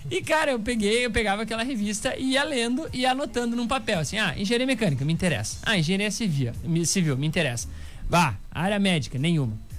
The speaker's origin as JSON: {"language": "Portuguese", "town": "Santa Rosa", "region": "Rio Grande do Sul", "country": "Brazil", "tie": "born or raised there", "said": "Eu tenho 29 anos, sou natural de Santa Rosa"}